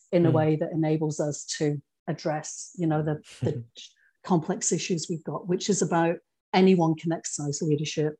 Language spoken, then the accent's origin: English; Scotland, United Kingdom; accent: Scottish; moved away as an adult; also born or lived in England; now in Australia; I grew up in Scotland, but had been born in England and with English parents. And I lost that accent really quickly